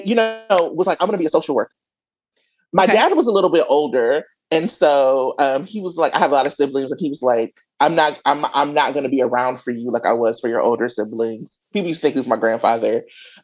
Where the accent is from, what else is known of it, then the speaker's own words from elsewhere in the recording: Milwaukee, Wisconsin, United States; moved away as an adult; now in Oakland, United States; I live in Oakland, but I was born and raised in Milwaukee, Wisconsin.